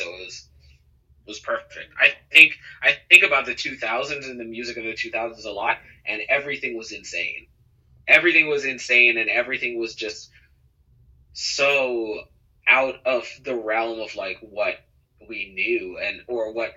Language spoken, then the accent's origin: English; Cayman Islands; growing up in the Cayman Islands